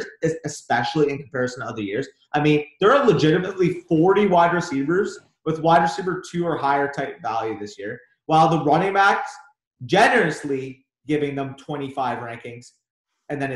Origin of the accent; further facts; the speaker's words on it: Canada; We're from Canada